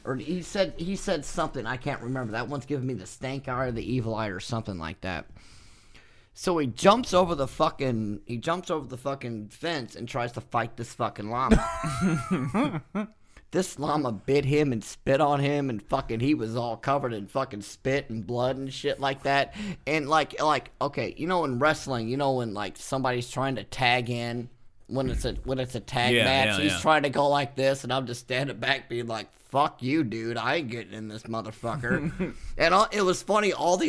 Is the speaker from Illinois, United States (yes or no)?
yes; Illinois, United States; Sir, I'm from Illinois. I'm sorry.